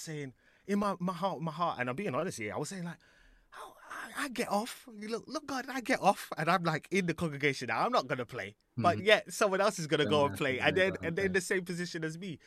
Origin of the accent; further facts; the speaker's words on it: London, United Kingdom; I was in Alperton, Alperton, Alperton. Wembley, Wembley around there.